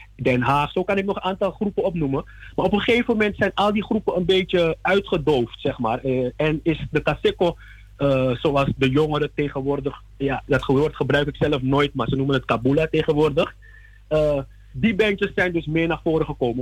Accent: Suriname

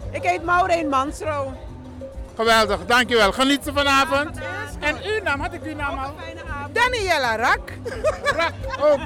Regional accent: Groningen, Netherlands; Nee, ik kom dus uit Groningen.

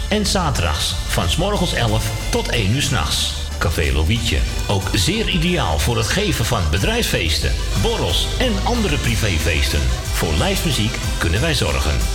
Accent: Amsterdam, North Holland, Netherlands; ik ben gewoon uit Amsterdam

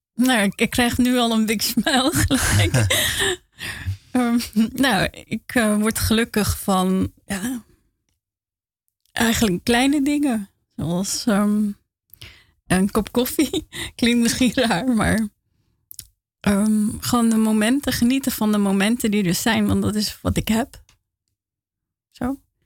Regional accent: Rotterdam, South Holland, Netherlands; now in Amsterdam, Netherlands; ik ben opgegroeid in Feyenoord

